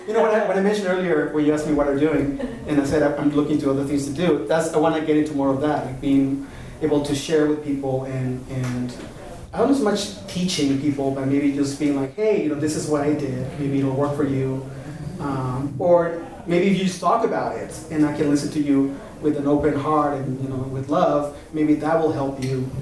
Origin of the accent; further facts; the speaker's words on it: Oaxaca, Mexico; moved away as an adult; now in Albuquerque, United States; I was born and raised in Oaxaca, southern Mexico, but my father is from the United States